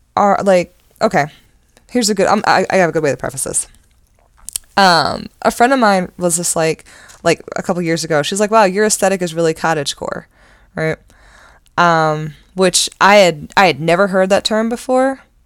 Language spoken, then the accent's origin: English; Randallstown, Maryland, United States; I grew up in Randallstown.